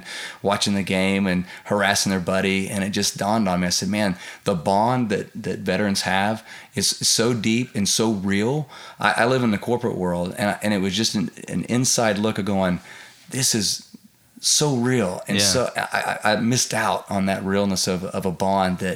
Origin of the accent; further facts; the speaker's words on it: Del City, Oklahoma, United States; I grew up in Dale City, actually across from Tinker Air Force Base.